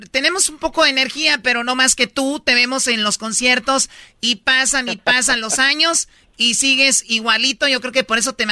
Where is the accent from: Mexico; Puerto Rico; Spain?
Mexico; Jalisco; Bueno, digo, somos de Jalisco.